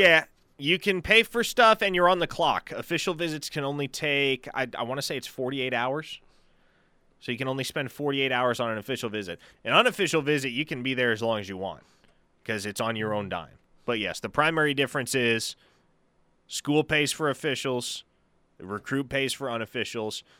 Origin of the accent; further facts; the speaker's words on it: Omaha, Nebraska, United States; I grew up in Omaha